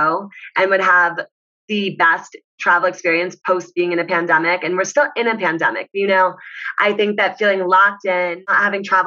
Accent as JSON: {"language": "English", "region": "New York", "country": "United States", "said": "where are you from? And I'm like, New York."}